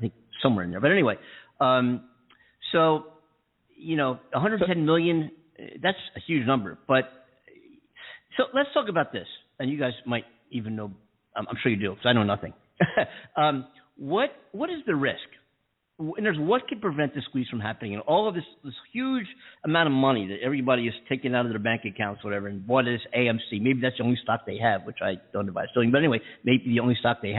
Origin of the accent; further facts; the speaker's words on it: East Coast, United States; moved away as an adult; I'm from the East Coast, you know, but I've been here 6 years, whatever now.